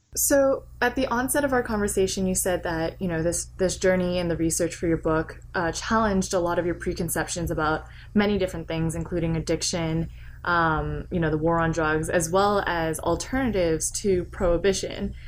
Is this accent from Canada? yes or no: yes; Canada; now in United States; as someone who lives in the United States, I grew up in Canada